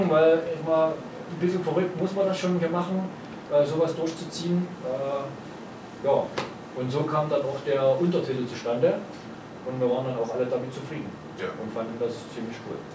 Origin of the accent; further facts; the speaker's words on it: Chemnitz, Saxony, Germany; Also ich komme aus Chemnitz.